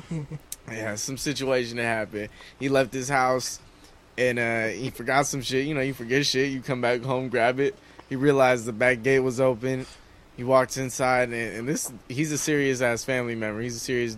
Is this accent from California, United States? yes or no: yes; San Gabriel, California, United States; I'm from San Gabriel, man, that Pasadena area, that San Gabriel Valley. Grew up there, born and raised, Southern California